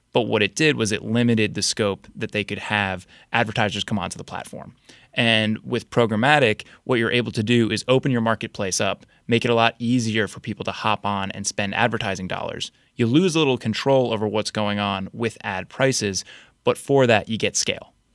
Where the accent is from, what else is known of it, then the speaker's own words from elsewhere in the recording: New Jersey, United States; moved away as an adult; also born or lived in Boston; now in Washington, D.C., United States; I grew up in New Jersey, went to school in Boston, then moved down to D C.